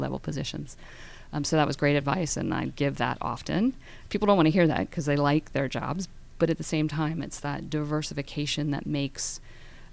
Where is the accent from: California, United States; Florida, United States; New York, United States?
Florida, United States; Tampa; We were in Florida, born and raised in Tampa